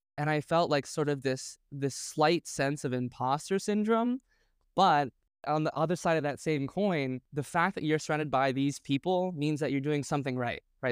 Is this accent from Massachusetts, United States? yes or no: yes; Boston, Massachusetts, United States; moved away; I was based in Boston at the time, and I thought that was my my value add to the community was that I was from Boston